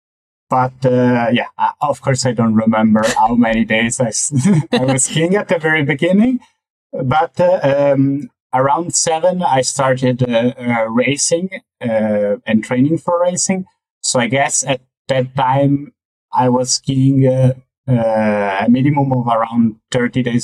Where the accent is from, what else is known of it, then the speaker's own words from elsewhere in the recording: Venice, Veneto, Italy; now in Zurich, Switzerland; I grew up in Mestre, which is just on the mainland of Venice.